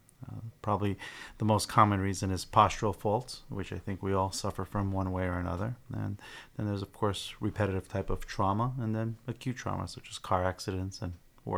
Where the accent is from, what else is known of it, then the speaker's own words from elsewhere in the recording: Sunnyside, Washington, United States; Yeah, I was raised in Sunnyside, so after completing chiropractic school, wanted to come back and open up an office in the area.